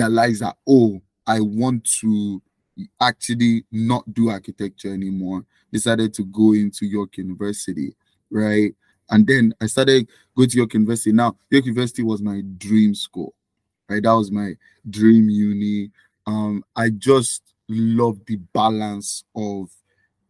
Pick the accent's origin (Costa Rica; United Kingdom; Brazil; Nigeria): Nigeria; now in Canada; I was born and raised in Nigeria